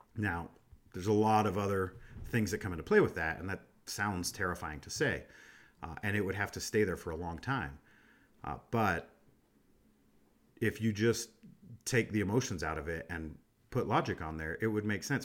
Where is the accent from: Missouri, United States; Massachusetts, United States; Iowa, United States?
Iowa, United States; Des Moines; moved away; I'm from Des Moines, Iowa, and I was in, I was back home recently